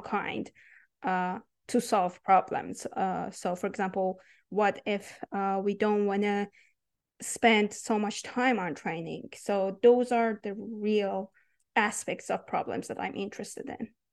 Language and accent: English; Iran; English is a second language; moved away as an adult; I was born and raised in Iran